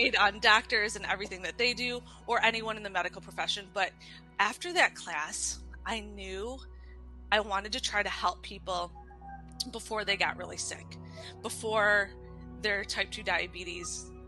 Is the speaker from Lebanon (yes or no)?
no; Michigan, United States; also born or lived in Hawaii; now in Detroit, United States; I was born and raised in Michigan